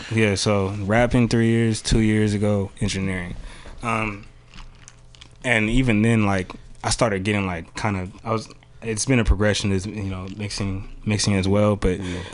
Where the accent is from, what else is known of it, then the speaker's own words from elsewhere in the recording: Bay Area, California, United States; also born or lived in San Jose / Vallejo / Pacifica; i'm from the bay area of course uh, i grew up uh, richmond san francisco